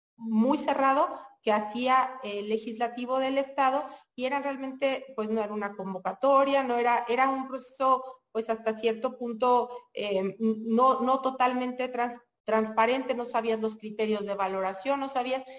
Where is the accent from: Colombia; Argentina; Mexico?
Mexico